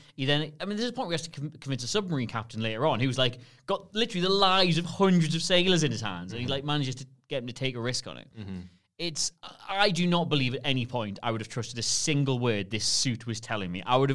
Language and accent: English; Newcastle upon Tyne, North East England, United Kingdom; I'm from Newcastle. I really emphasize both O's when I say that.